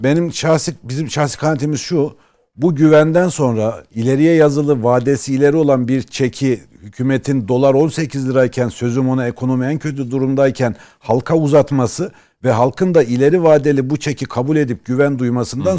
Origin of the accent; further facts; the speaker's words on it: Erzurum, Turkey; Bizim Erzurum'da